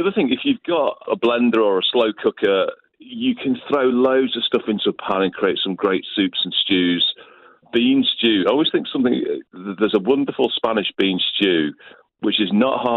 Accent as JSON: {"language": "English", "town": "Liverpool", "region": "North West England", "country": "United Kingdom", "tie": "born or raised there", "moved": "as an adult", "said": "I grew up in Liverpool, and my nan was Irish"}